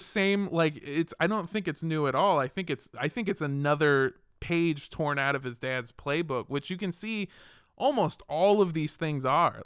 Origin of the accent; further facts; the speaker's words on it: California, United States; I grew up in California too